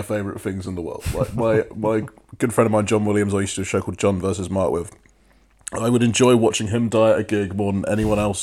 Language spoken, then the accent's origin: English; Milton Keynes, South East England, United Kingdom; moved away; I grew up in Milton Keynes